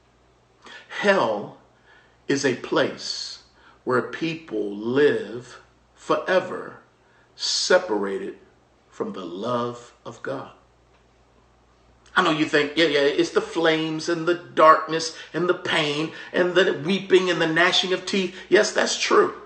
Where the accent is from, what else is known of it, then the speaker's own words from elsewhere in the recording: Maryland, United States; we were growing up in Maryland